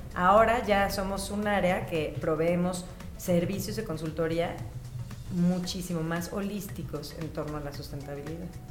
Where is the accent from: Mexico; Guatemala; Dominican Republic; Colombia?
Mexico; Mexico City; also born or lived in Milan, Italy; soy de aquí de la Ciudad de México